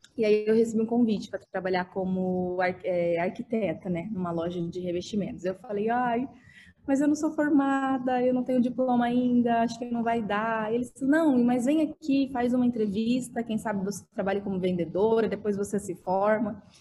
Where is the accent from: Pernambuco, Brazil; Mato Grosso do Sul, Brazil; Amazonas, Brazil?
Mato Grosso do Sul, Brazil; Dourados; moved away as an adult; now in São Paulo, Brazil; eu vim de Dourados, no Mato Grosso do Sul